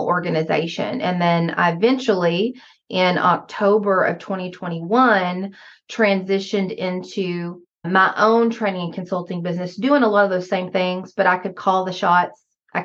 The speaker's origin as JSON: {"language": "English", "region": "Arkansas", "country": "United States", "tie": "born or raised there", "accent": "Southern", "moved": "yes", "lives_now": "Missouri, United States", "said": "I am originally from Arkansas. I grew up in a Ouachita National Forest, and my father is still there on the 45 acres I grew up on"}